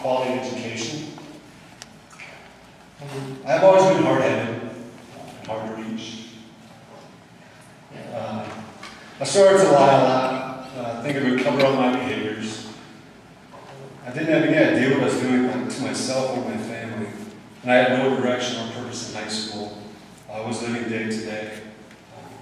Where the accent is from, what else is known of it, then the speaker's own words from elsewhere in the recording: Cedar Falls, Iowa, United States; I grew up in Cedar Falls, Iowa.